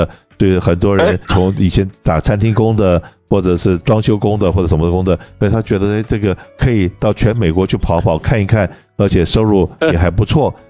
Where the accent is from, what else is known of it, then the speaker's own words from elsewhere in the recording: China; 我们中国人有一句话，就是“衣食一饭，当思来处不易”。